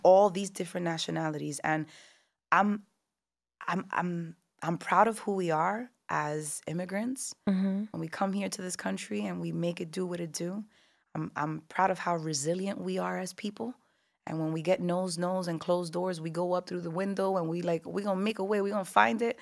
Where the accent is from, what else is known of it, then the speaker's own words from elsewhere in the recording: Newark, New Jersey, United States; also born or lived in New York; I was born, raised in Newark, New Jersey, but New York has always been the stomping grounds and the backyard